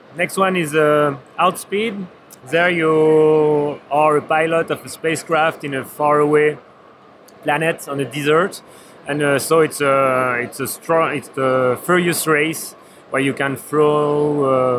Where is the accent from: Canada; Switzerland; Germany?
Switzerland; I'm also come from Switzerland